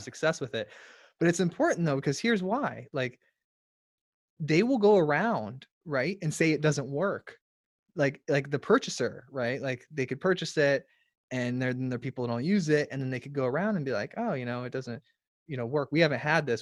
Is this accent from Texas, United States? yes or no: no; Florida, United States; I'm from Florida. I'm in Florida